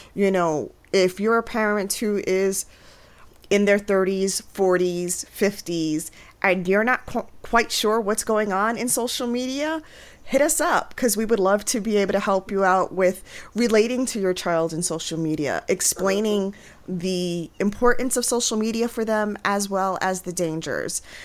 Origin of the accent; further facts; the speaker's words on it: New York City, New York, United States; moved away as an adult; now in Pennsylvania, United States; I was born and raised in the Bronx. And then I moved to rural Pennsylvania